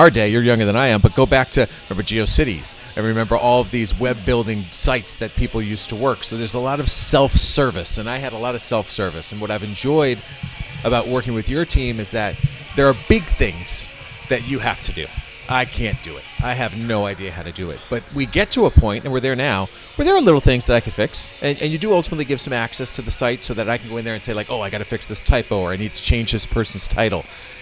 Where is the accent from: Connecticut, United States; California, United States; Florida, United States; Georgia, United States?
Connecticut, United States; now in Westwood, United States; I grew up in Connecticut